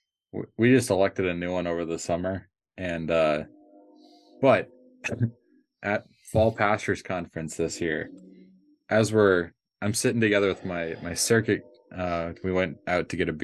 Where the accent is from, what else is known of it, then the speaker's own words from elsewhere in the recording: Minneapolis, Minnesota, United States; now in Michigan, United States; I grew up in Minneapolis